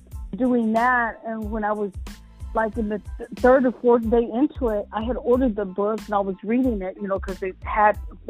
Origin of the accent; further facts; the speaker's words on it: Texas, United States; I'm from Texas.